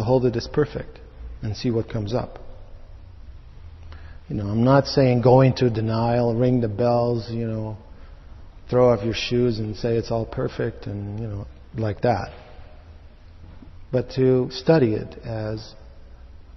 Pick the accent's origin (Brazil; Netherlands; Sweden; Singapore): Netherlands; moved away; I was born in Holland